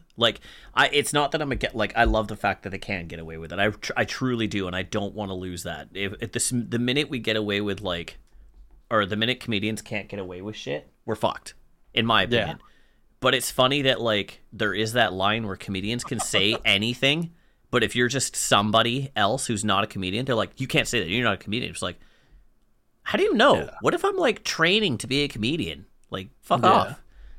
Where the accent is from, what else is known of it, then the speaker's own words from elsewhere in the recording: Canada; Because I'm fucking Canadian, Jesse.